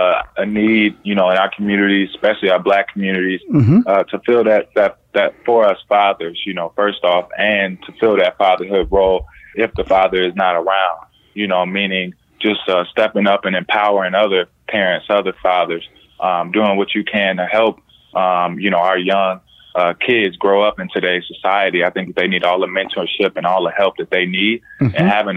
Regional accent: Indiana, United States; Born and raised in Indiana, yeah.

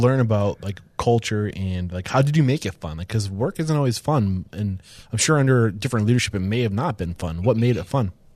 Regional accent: New Hampshire, United States; I grew up in East Bumfuck, New Hampshire

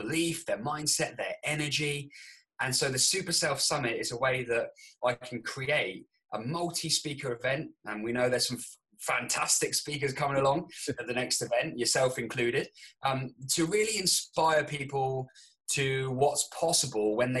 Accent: Andover, South East England, United Kingdom; also born or lived in New Zealand; I'm actually living in the town that I grew up in, and I call this place home. It's Andover in Hampshire

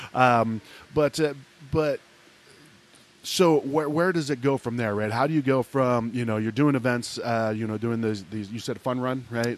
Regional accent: Ohio, United States; moved away; I grew up in Ohio

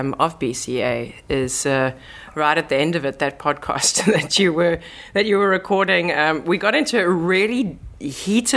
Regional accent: South Africa; moved away as an adult; now in Netherlands; I am proudly South African and moved to the Netherlands roughly 3.5 years ago

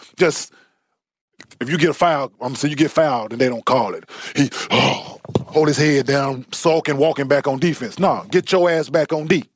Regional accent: Dallas, Texas, United States; I grew up in Dallas

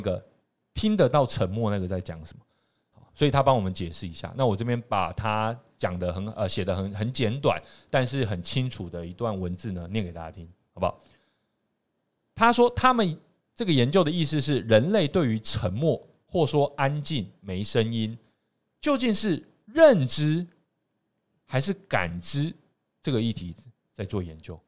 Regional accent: Taiwan; 我们台湾人

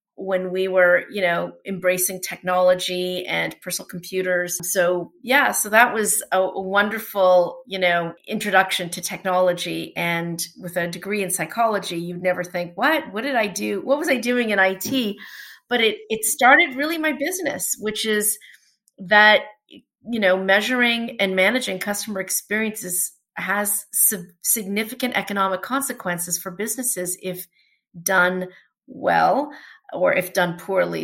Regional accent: Toronto, Ontario, Canada; first language Portuguese; English is a second language; also born or lived in New York, United States; I'm a Toronto native. I grew up here in Toronto, born and raised

